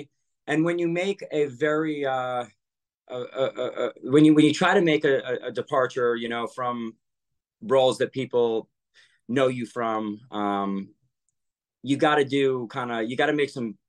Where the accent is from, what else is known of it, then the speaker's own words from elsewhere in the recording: Waterford, Connecticut, United States; also born or lived in Carmel, California; I was born in Carmel, California, but I was ironically raised in Connecticut